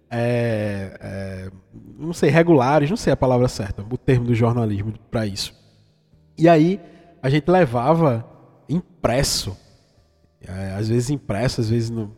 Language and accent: Portuguese; Vitória de Santo Antão, Pernambuco, Brazil; Esse meu sotaque não é à toa, é que eu sou de uma cidadezinha do interior de Pernambuco, fica mais ou menos a 500 50 é, quilômetros, 500 não, 50 do Recife, que se chama Vitória de Santo Antão.